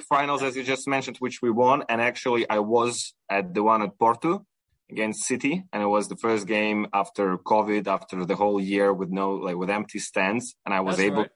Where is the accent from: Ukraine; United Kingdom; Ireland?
Ukraine; moved away; I'm originally Ukrainian, and I was raised in Ukraine